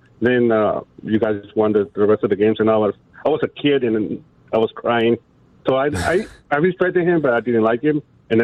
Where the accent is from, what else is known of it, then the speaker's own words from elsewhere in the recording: Tijuana, Baja California, Mexico; now in Chicago, United States; So I grew up in Mexico, so in Tijuana